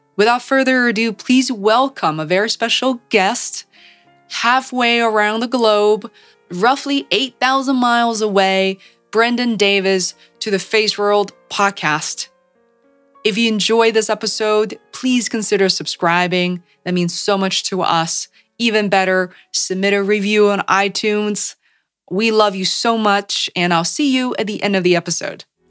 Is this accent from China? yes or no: yes; Beijing, China; moved away as an adult; now in Boston, United States; as a Chinese person born and raised in China